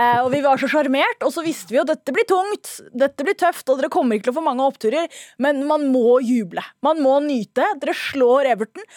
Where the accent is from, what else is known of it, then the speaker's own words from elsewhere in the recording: Oslo, Norway; Jeg er født og vokst i Oslo